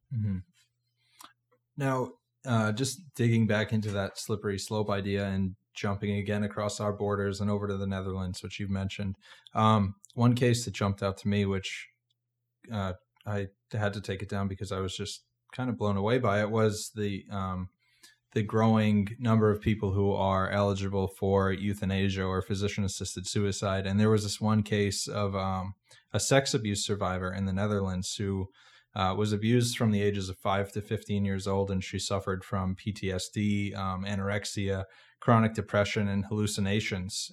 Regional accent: Massachusetts, United States; moved away; I'm from Massachusetts originally

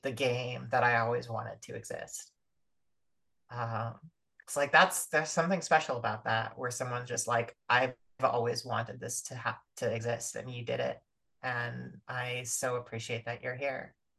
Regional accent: United States

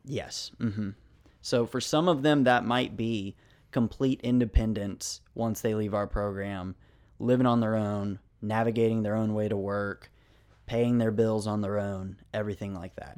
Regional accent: Memphis, Tennessee, United States; I am originally from Memphis

